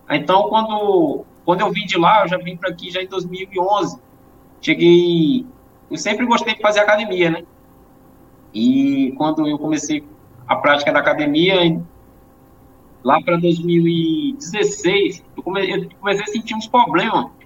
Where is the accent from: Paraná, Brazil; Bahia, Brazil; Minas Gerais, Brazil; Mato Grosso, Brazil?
Bahia, Brazil; eu vim do interior da Bahia, e lá no interior era, é um lugar que.